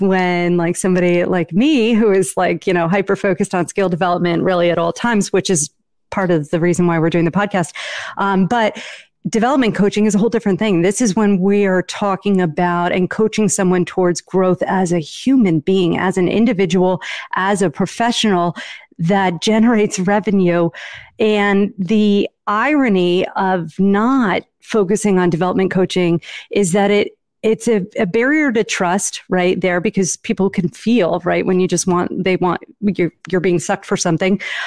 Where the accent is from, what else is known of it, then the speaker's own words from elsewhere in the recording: Northeast, United States; I'm from the Northeast